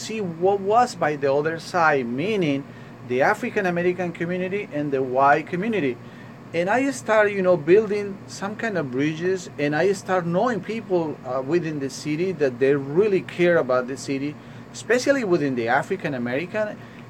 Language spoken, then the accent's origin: English; Colombia; now in New York, United States; When I came here in 1999, I came from Colombia to New York with my family.